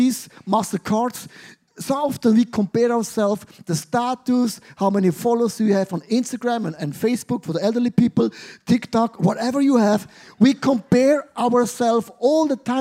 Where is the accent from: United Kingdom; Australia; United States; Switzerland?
Switzerland; I grew up in Switzerland